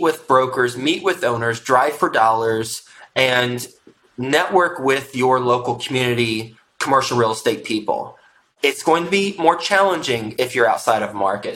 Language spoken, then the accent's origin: English; Houston, Texas, United States; also born or lived in Flint, Michigan; I was born in Flint, Michigan. My family moved from Flint, Michigan when I was three years old to Houston, Texas